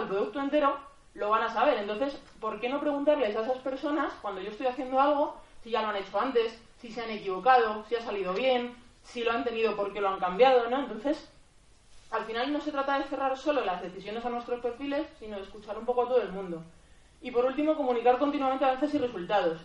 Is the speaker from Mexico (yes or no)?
no; Madrid, Community of Madrid, Spain; soy de, soy de Madrid